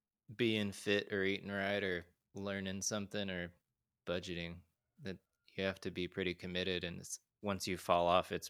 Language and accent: English; Utah, United States; The town I grew up in Utah, I think was around 40,000 when I was growing up.